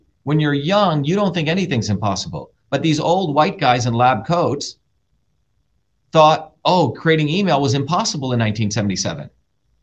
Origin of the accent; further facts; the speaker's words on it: New Jersey, United States; also born or lived in India; I grew up in New Jersey.